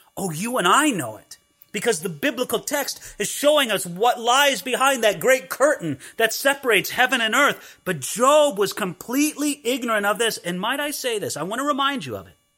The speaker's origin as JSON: {"language": "English", "region": "California", "country": "United States", "tie": "born or raised there", "said": "when I grew up in California, I knew what a hedge was"}